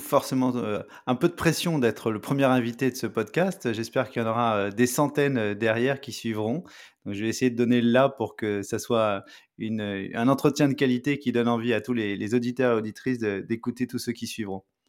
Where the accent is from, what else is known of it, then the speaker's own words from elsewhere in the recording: France; moved away as an adult; now in Montreal, Canada; je suis français, j'habite à Montréal